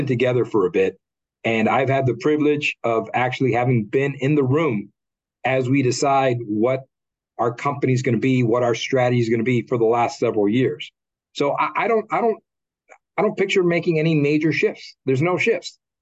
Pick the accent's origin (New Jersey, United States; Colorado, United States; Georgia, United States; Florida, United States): Florida, United States; Miami; I was born and raised in Miami